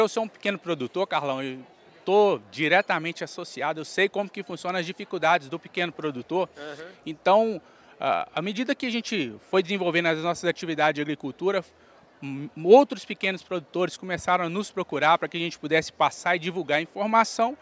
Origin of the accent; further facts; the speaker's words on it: Belo Horizonte, Minas Gerais, Brazil; also born or lived in Turmalina, Minas Gerais; eu nasci em Belo Horizonte, mas a minha infância eu fui criado até os cinco anos no Vale do Jequitinhonha. Uhum numa cidade chamada Turmalina. Aí depois, com cinco anos de idade, eu vim para BH